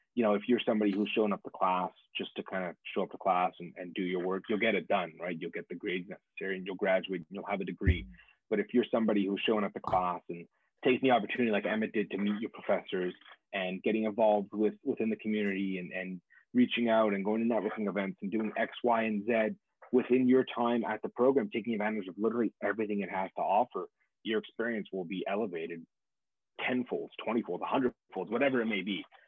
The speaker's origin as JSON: {"language": "English", "town": "Montreal", "region": "Quebec", "country": "Canada", "moved": "yes", "said": "I'm originally from Montreal, Quebec, Canada."}